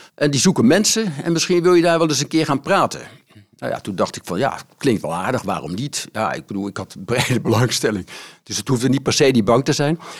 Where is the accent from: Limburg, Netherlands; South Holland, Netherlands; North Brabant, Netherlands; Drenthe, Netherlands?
South Holland, Netherlands; The Hague; geboren in Den Haag.